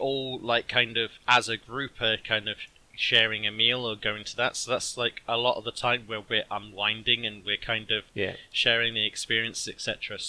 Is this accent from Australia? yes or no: yes; Australia; I'm Australian.